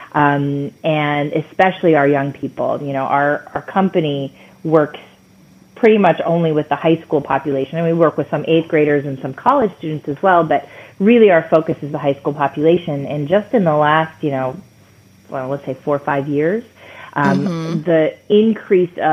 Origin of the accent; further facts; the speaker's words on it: Michigan, United States; I grew up in Michigan. I grew up in Michigan in an immigrant family